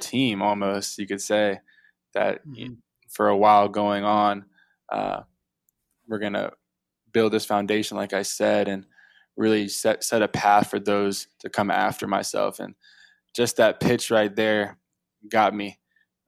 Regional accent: Atlanta, Georgia, United States; moved away as an adult; now in Virginia, United States; I'm from South Atlanta area

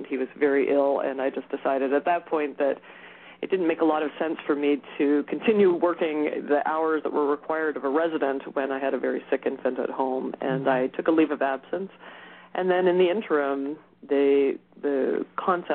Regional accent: Montreal, Quebec, Canada; moved away as an adult; also born or lived in United States; now in Chicago, United States; We both hail from that area originally

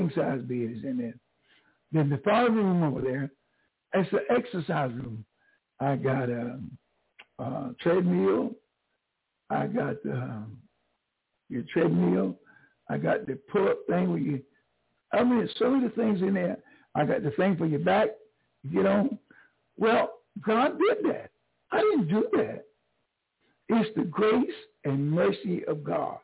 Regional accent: New Bern, North Carolina, United States; also born or lived in Greenville, North Carolina; I'm from North Carolina, but not from Greenville. I'm from Newburn, 45 miles down the road

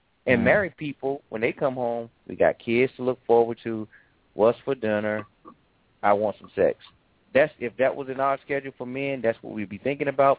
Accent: Atlanta, Georgia, United States; I'm from Atlanta, too

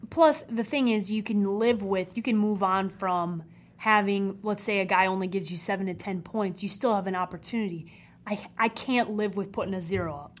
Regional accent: Chicago, Illinois, United States; my hometown team

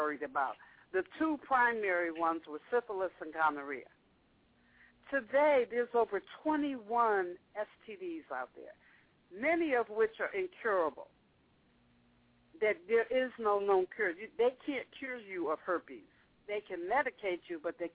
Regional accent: the North, United States; I grew up in the North

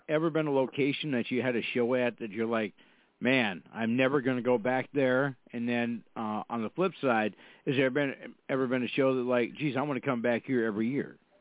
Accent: Fargo, North Dakota, United States; I'm from Fargo, North Dakota. We have uh, we have four seasons here

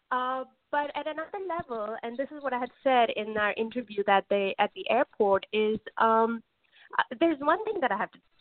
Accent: Pakistan; moved away as an adult; now in United States; I'm originally from Pakistan, but I would have to say that I've spent my most formative and important years of my life in the U.S.

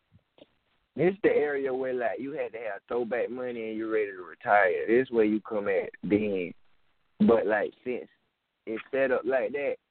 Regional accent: Marion, South Carolina, United States; I'm from Marion, South Carolina

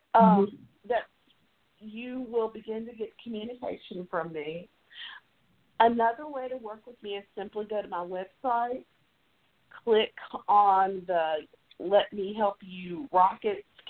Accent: Tennessee, United States; accent: Southern; I'm a native Tennessean. I live in Memphis.

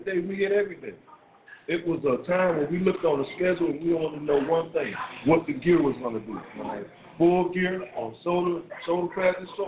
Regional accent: Miami, Florida, United States; also born or lived in New Jersey; now in Miami, United States; my hometown is Miami, Florida

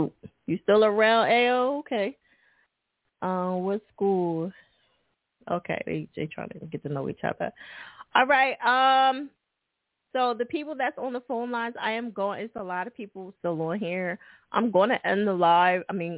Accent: New Jersey, United States; Yeah, you know, Jersey is my home state, baby.

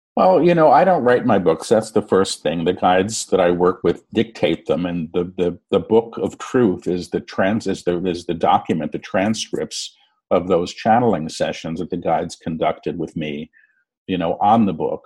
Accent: New York City, New York, United States; I was born in New York City.

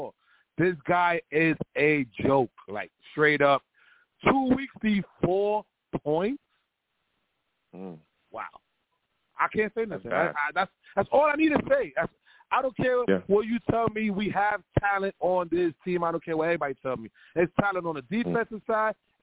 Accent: New York City, New York, United States; I'm from the Bronx

